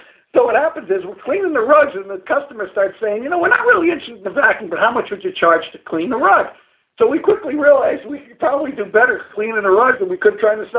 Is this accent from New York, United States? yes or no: yes; New York City, New York, United States; moved away as an adult; also born or lived in Stamford, Connecticut; I was born and raised in Brooklyn